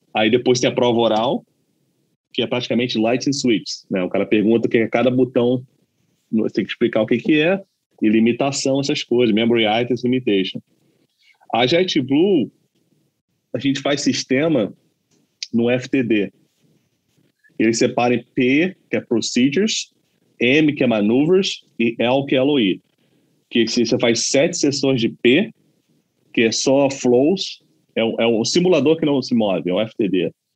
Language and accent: Portuguese; Brazil; moved away as an adult; also born or lived in Los Angeles, United States; now in United States; eu sou brasileiro, falo português sem problema nenhum